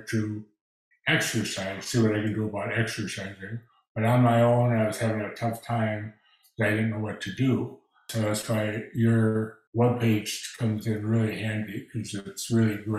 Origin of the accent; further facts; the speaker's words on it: Minnesota, United States; moved away as an adult; now in Texas, United States; I had to retire from my job because I'm from Minnesota, and walking with a cane or a walker in snow is not the easiest thing